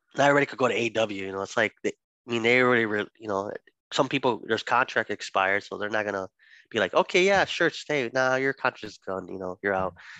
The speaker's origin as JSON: {"language": "English", "region": "Illinois", "country": "United States", "said": "we're from Illinois, Illinois guys"}